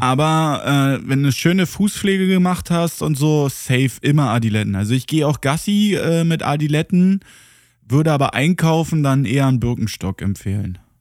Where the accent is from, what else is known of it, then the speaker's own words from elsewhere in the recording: Germany; als Deutscher